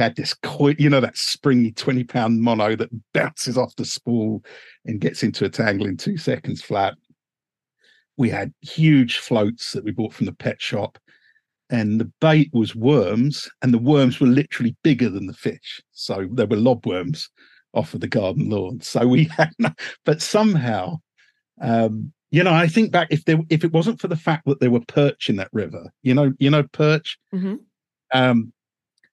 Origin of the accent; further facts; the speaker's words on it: Uxbridge, London, United Kingdom; I was born in a humdrum little suburb called Uxbridge, which is about 10 miles north of Heathrow Airport.